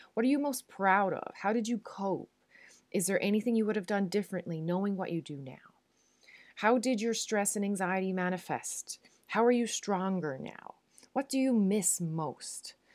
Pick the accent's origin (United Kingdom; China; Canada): Canada; Newfoundland and Labrador; moved away as an adult; now in Netherlands; I am a Newfoundlander and Canadian, and I'm coming to you from a city just south of Amsterdam in the Netherlands